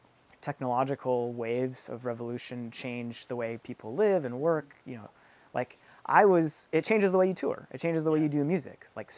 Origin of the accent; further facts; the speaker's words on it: Southwest, United States; especially, you know, we're from the Southwest, like, there's Border Patrol checkpoints everywhere